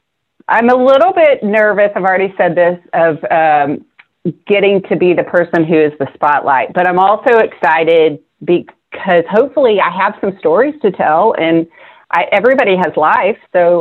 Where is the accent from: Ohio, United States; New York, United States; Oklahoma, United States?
Oklahoma, United States; Norman; also born or lived in Stillwater, Oklahoma / Tulsa, Oklahoma; I grew up in Norman, but I went to college at OSU in Stillwater.